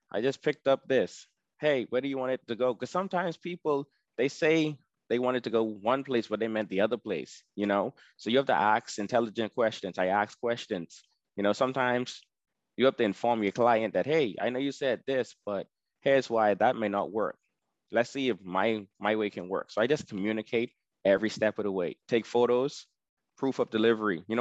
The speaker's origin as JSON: {"language": "English", "country": "Bahamas", "said": "You know, so since I'm from the Bahamas, when I go to these places like Sam's Club and all that stuff, I'd be like, hey, are you from the Bahamas?"}